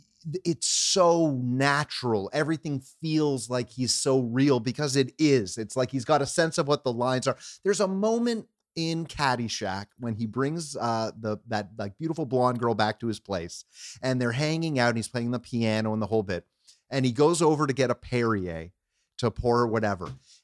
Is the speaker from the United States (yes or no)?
no; Canada; I'm a Canadian kid who grew up